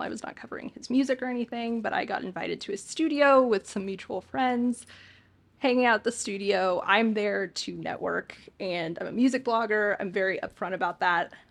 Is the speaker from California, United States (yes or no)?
yes; Hesperia, California, United States; also born or lived in St. Louis, Missouri / Santa Monica, California; I am from Hesperia, California. So, SoCal born and raised